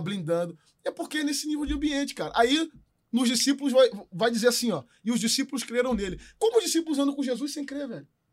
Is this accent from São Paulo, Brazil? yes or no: no; São João de Meriti, Rio de Janeiro, Brazil; Eu sou nascido e criado de São João de Meriti, Baixada Fluminense, do Rio de Janeiro.